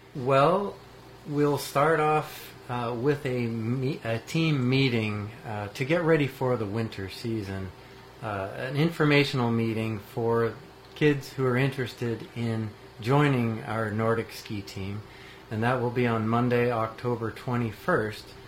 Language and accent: English; New Hampshire, United States; moved away as an adult; now in Marquette, United States; I grew up in New Hampshire